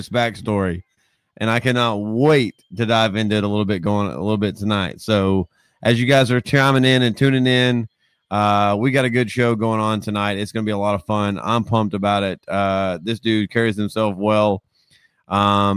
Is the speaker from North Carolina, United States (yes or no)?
no; Georgia, United States; us Georgia folk